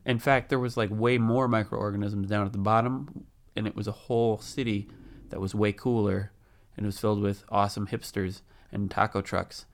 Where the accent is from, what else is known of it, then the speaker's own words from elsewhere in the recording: near Wisconsin Dells, United States; I grew up out near Wisconsin Dells, so I've been there many times